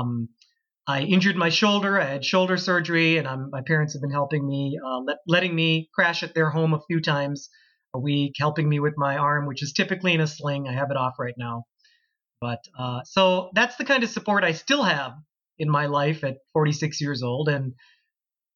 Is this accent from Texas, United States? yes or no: no; Plymouth, Minnesota, United States; also born or lived in Calgary, Canada / Florida; I grew up in did all my schooling in the town of Plymouth since I was five